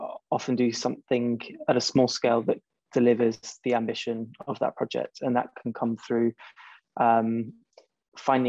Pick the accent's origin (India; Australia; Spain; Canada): Spain; also born or lived in China; now in United Kingdom; I was born and brought up in Spain